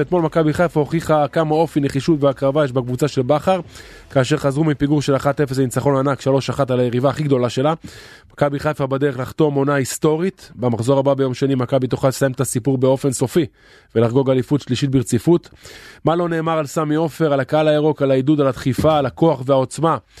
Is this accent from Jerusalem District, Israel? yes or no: no; Haifa, Haifa District, Israel; אני גדלתי בקריית אליעזר